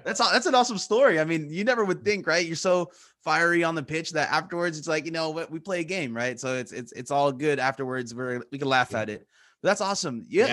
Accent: California, United States; now in Japan; I'm not just American, I'm from California

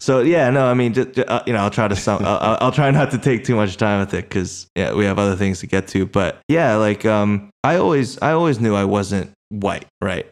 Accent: United States; also born or lived in Korea; I was born in Korea and I was raised, uh, in America

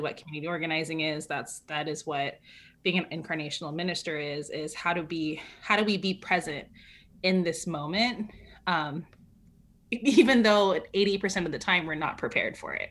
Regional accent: California, United States; moved away; also born or lived in New York City; I grew up in California

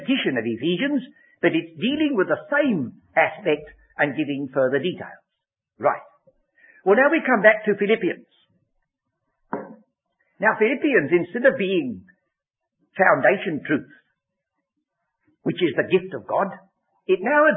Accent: England, United Kingdom; I'm English. My ancestors, as far as I go back, came from Exeter.

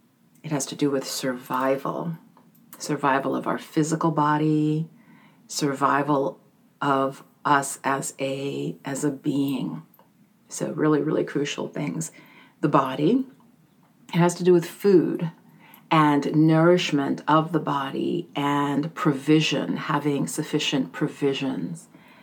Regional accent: Jamaica; born there; So in my case, for example, I was born in Jamaica, and my mom immigrated probably when I was around 7 or 8.

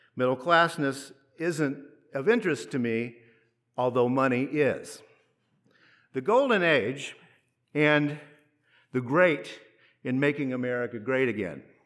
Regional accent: United States

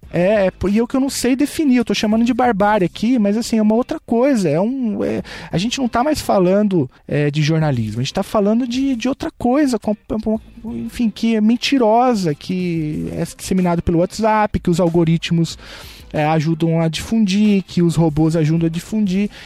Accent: São Paulo, Brazil; eu vim da periferia de São Paulo, no extremo leste da cidade de São Paulo

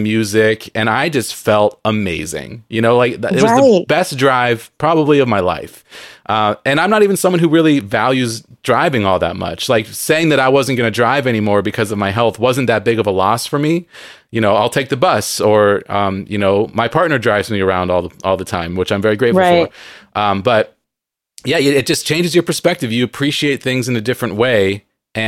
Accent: San Diego, California, United States; now in Seattle, United States; I grew up in San Diego

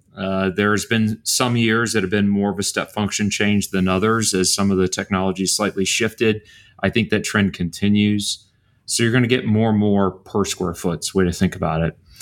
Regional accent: Bryan, Texas, United States; I grew up in Bryan, Texas.

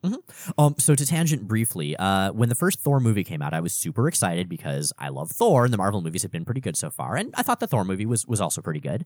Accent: South Florida, United States; I grew up in South Florida

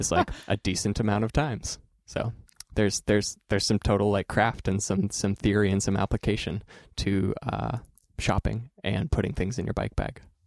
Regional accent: Oregon, United States; growing up in Oregon

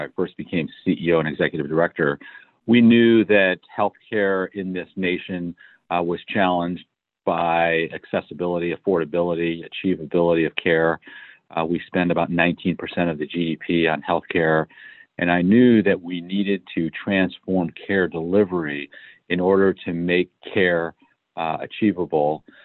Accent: Detroit, Michigan, United States; moved away as an adult; also born or lived in Manhattan, New York / Sacramento, California; I grew up in the Midwest. I was born in Detroit, Michigan

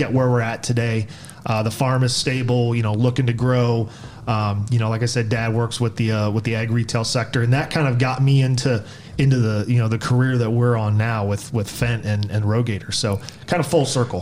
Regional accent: Black Swamp area, Northwest Ohio, United States; grew up in Northwest Ohio, the the Black Swamp area

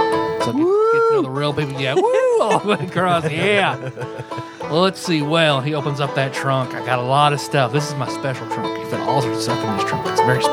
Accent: Kentucky, United States; I am from Pike County, Kentucky.

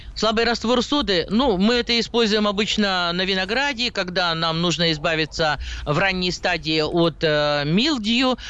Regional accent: Siberia, Russia; Я сибирячка

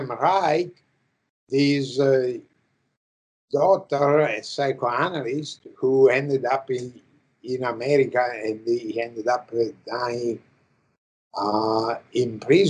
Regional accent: Italy; English is a second language; moved away as an adult; now in United States; I I come from Italy

